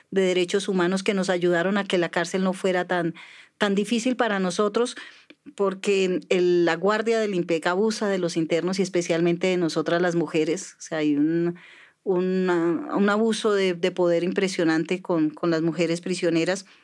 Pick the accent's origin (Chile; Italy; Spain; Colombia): Colombia; Tolima; born there; also born or lived in Antioquia, Colombia; Yo nací en el Tolima, pero como he andado por tantos lugares del, país, eh, no me siento no me siento tan tolimense ni tan rola ni nada